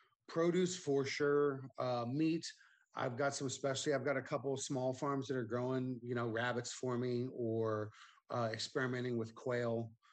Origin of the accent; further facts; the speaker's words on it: Vallejo, California, United States; moved away as an adult; also born or lived in Oakland, California; now in Caldwell, United States; I'm a Bay Area resident. I grew up in Vallejo, California. Spent 20 years in Oakland.